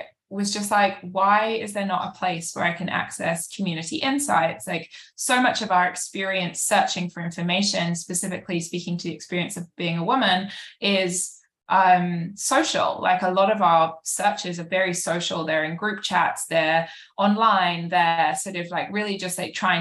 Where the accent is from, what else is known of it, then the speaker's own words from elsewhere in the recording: United Kingdom; moved away as an adult; now in New York, United States; I'm British. I've lived in New York for about 7 years now.